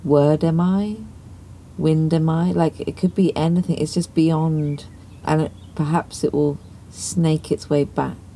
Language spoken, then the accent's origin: English; Dartmoor, South West England, United Kingdom; I was from Dartmoor